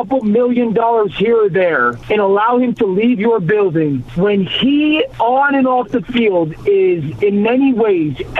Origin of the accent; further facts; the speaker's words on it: Connecticut, United States; I'm from Connecticut.